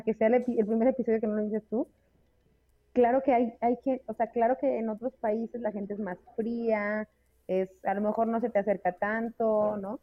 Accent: Mexico; salseo mexicano, o sea, somos latinos, hace calor, nos encanta el chupe

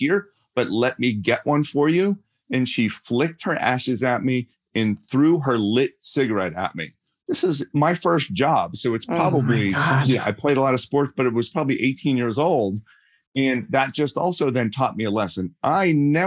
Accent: Pittsburgh, Pennsylvania, United States; accent: Pittsburgh; I grew up in Pittsburgh

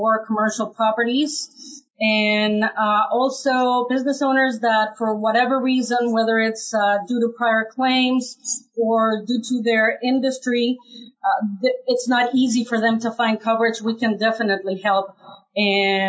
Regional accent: Mexico; now in United States; My very first job here in the United States, I'm originally from Mexico

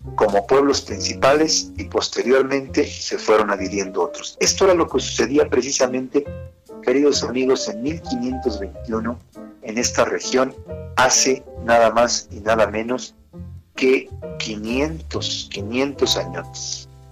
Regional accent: Acambay, State of Mexico, Mexico; soy el cronista, el cronista de, en este caso, de Akam Bay

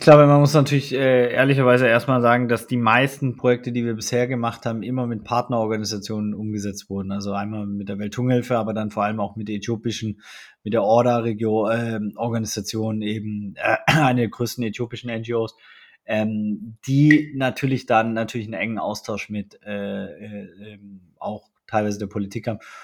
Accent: Germany; sind wir aber beide in Deutschland aufgewachsen

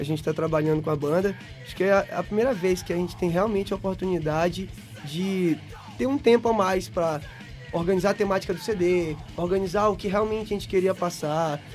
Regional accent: São Luís, Maranhão, Brazil; a gente é de São Luís do Maranhão, é do Nordeste ainda aí

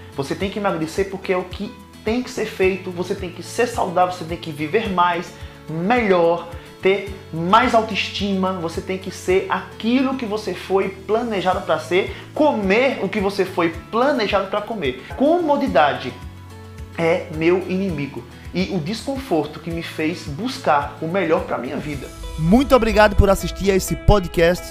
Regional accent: Caruaru, Pernambuco, Brazil; moved away as an adult; also born or lived in São Paulo; now in Montevideo, Uruguay; Eu sou de Caruaru, Pernambuco

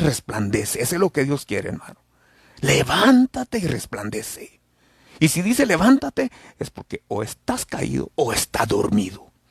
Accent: El Salvador

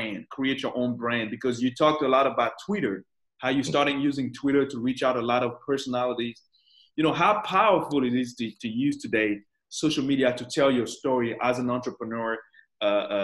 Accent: Côte d’Ivoire; English is a second language; moved away; I'm from West Africa. I'm from the Ivory Coast, actually right next to Ghana.

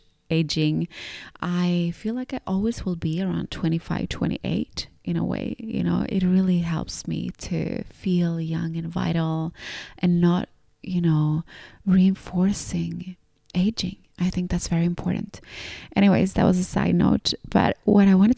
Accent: Gothenburg, Västra Götaland, Sweden; moved away as an adult; also born or lived in Finland; although I was born in Finland, I grew up in and around this city of Gothenburg.

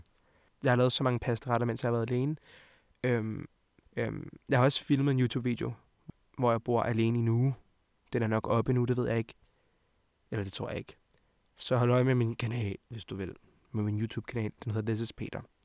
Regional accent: Hvidovre, Capital Region of Denmark, Denmark; also born or lived in Montenegro; Jeg kommer fra Montenegro af og fra Hvidovre af

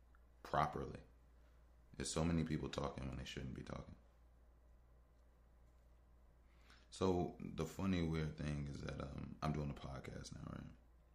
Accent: Chicago, Illinois, United States; I'm from Chicago. I was born in 1990.

